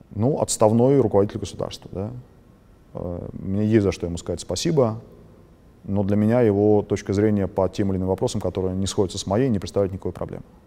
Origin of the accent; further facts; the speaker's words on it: Moscow, Russia; а я москвич